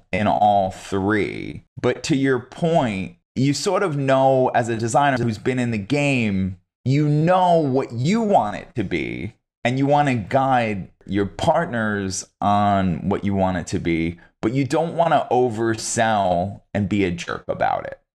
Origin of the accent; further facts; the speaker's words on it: upstate New York, United States; you grow up in upstate New York